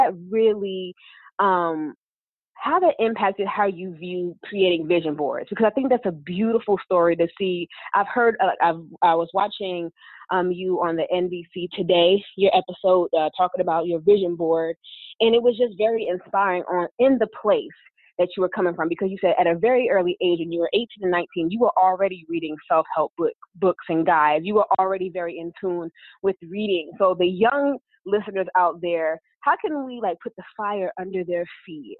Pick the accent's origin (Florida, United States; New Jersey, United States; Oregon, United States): New Jersey, United States; Englewood; also born or lived in North Carolina; now in Dallas, United States; I've moved from North Carolina, now I'm in Dallas, but I was born and raised in Englewood, New Jersey